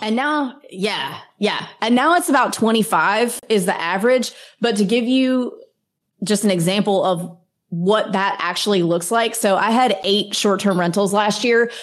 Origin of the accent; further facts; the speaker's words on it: Mississippi, United States; now in Florida, United States; I grew up in Mississippi